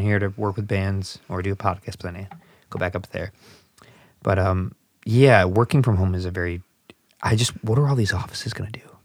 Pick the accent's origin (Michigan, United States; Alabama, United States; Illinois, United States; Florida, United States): Illinois, United States; Southwest suburbs of Chicago; accent: Chicago; I'm from the Southwest suburbs